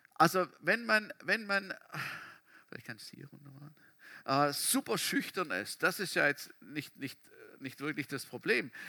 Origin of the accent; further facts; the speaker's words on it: Germany; wir Deutsche